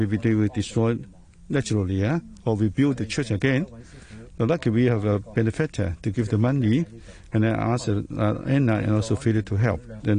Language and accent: English; Hong Kong; This is my hometown.